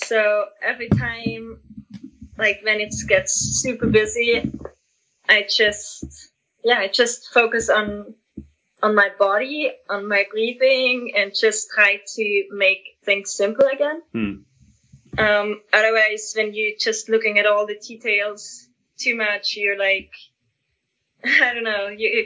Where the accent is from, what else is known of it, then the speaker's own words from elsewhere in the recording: Austria; I'm from Austria.